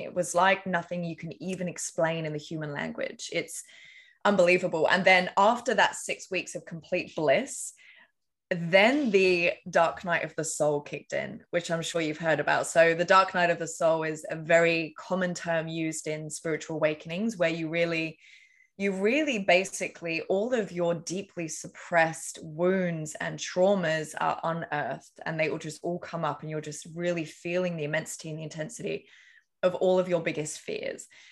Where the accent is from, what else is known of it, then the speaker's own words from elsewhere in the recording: England, United Kingdom; I grew up in England.